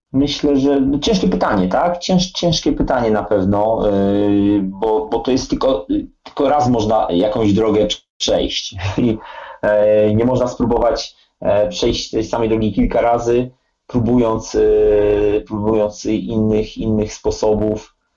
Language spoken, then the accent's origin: Polish; Wrocław, Lower Silesian Voivodeship, Poland; się urodziłem w Wrocławiu. E, mój tata grał w latach 60., 70. w Śląsku Wrocław, a ja się wychowałem na jednym z, na jednym z podwórek e, wrocławskich, na Hubach